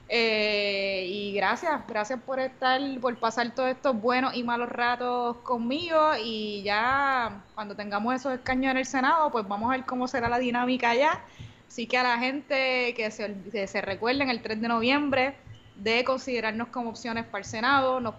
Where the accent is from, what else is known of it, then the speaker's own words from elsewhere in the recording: Manatí, Puerto Rico; No, soy de Manatí.